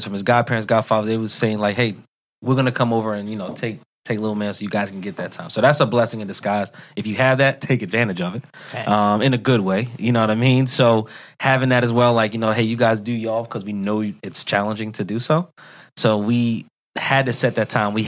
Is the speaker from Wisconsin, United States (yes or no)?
no; New York, United States; I'm a New Yorker